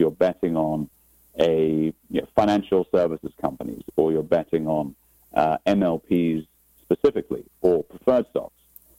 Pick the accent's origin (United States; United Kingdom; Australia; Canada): United Kingdom; Aberdeen, Scotland; Well, as you rightly said, I'm actually from Scotland, so a town called Aberdeen on the northeast coast of Scotland. So it's about 40 miles north of St. Andrews, for those of you that are golf fans.